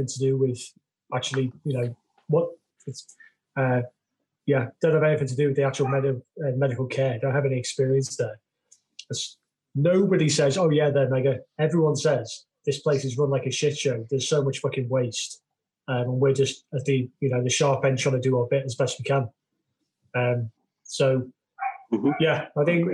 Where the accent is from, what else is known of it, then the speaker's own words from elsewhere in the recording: United Kingdom; I like being British.